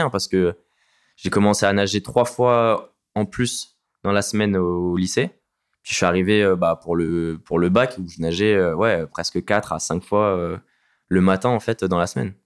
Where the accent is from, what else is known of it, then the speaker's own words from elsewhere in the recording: Vitry-sur-Seine, Île-de-France, France; Je viens de Vitry-sur-Seine, en région parisienne